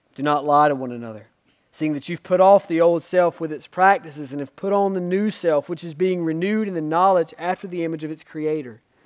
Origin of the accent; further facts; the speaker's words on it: Spivey's Corner, North Carolina, United States; I grew up in Spivey's Corner.